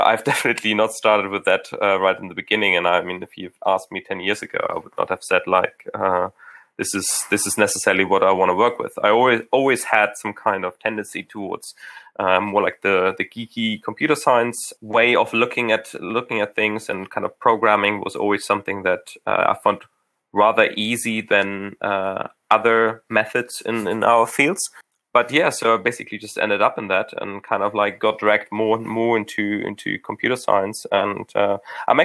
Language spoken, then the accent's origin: English; Hamburg, Germany; moved away; I grew up in Hamburg